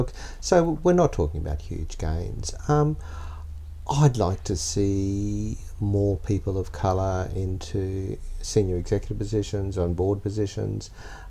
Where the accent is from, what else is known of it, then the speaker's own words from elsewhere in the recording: Australia; I can comment on them as an Australian, but not necessarily as a Chinese Australian.